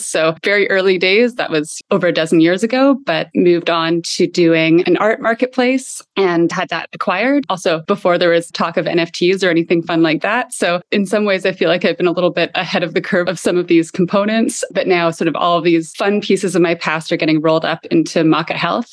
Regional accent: Canada; moved away; also born or lived in Lisbon, Portugal; I'm a Canadian by background

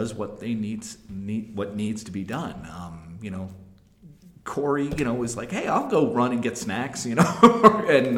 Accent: outside of New York, United States; I grew up outside of New York.

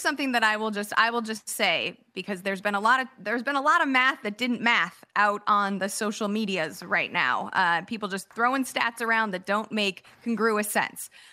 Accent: Chicago, Illinois, United States; now in California, United States; I grew up in Chicago

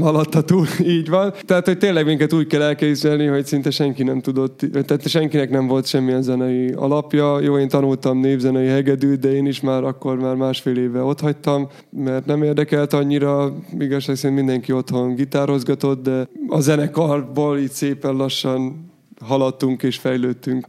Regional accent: Hungary; mi magyarok vagyunk

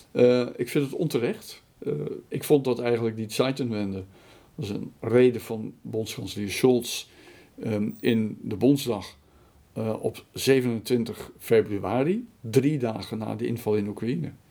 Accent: Netherlands; moved away as an adult; now in Berlin, Germany

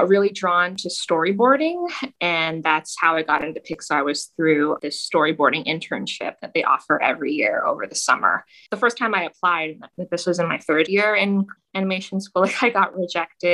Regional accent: Toronto, Ontario, Canada; moved away; Toronto, Canada, which is the city I grew up in.

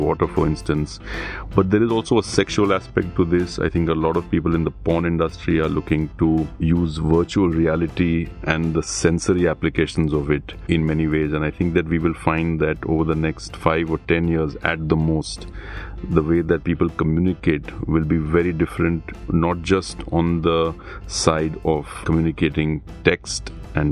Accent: Bangalore, Karnataka, India; I'm from Bangalore.

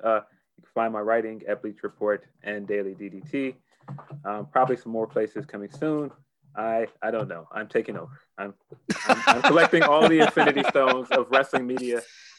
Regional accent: Chicago, Illinois, United States; I'm Chicagoan

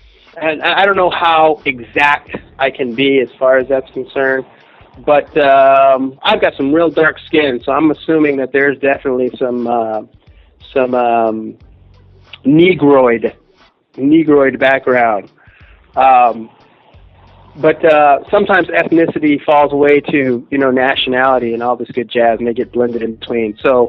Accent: Los Angeles, California, United States; also born or lived in Inglewood, California / Watts / Atwater Village / Pasadena; I was born in Inglewood, California. I was raised in the Los Angeles area. I've lived everywhere from Watts to Atwater Village to Pasadena. But on the West Coast, I would say that I spent most of my time and was raised and therefore claimed the San Fernando Valley.

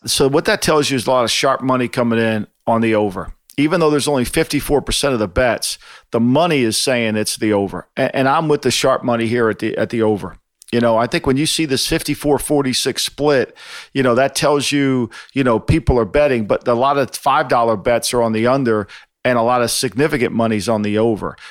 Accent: New Jersey, United States; grow up in South Jersey

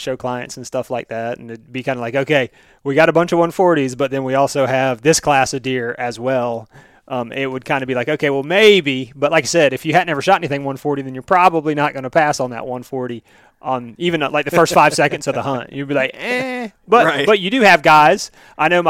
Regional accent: Florida, United States; I'm from Florida

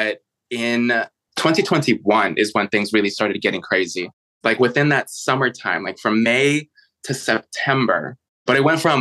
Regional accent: Chicago, Illinois, United States; moved away; also born or lived in San Francisco / New York City; I was actually born and raised in Chicago

